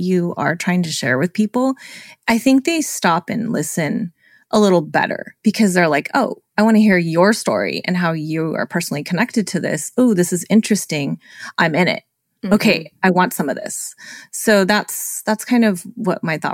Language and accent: English; California, United States; I was born and raised in California